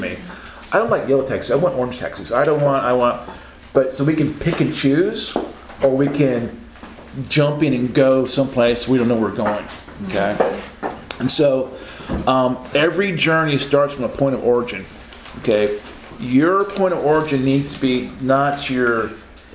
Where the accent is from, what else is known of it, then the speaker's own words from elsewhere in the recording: Oklahoma, United States; I'm from Oklahoma